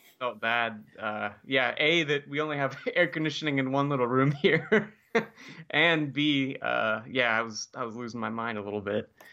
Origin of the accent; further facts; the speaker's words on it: Santa Barbara, California, United States; moved away; back in Santa Barbara, which is my hometown